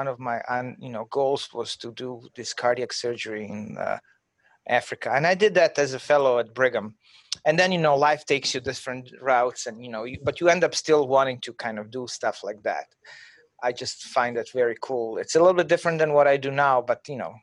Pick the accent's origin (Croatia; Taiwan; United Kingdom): Croatia; moved away as an adult; I'm from Croatia, and, you know, I was, you know, at my fifth year of medical school